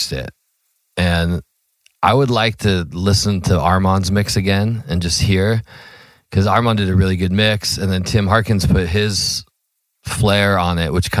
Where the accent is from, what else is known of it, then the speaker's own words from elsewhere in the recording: Ventura, California, United States; we're from Ventura